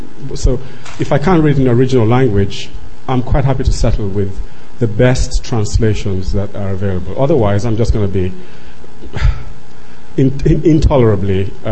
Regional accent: Nigeria; It just reminded me of growing up in Nigeria.

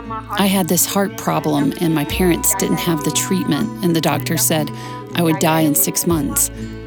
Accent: Nepal; moved away as an adult; also born or lived in Bhutan; now in Las Vegas, United States; Actually, I was born in Bhutan and I came to Nepal as a refugee. And I stayed in Nepal more than 18 years.

